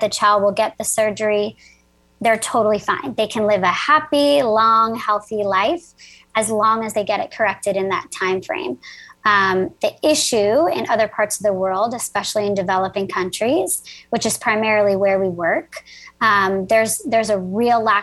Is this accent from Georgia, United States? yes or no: no; New Jersey, United States; I am from New Jersey, so I'm a Jersey girl.